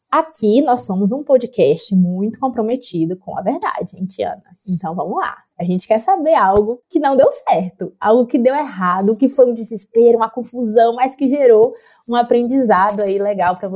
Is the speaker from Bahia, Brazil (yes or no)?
yes; Bahia, Brazil; moved away; eu sou da Bahia, né? Eu não moro com meus pais já tem muitos anos.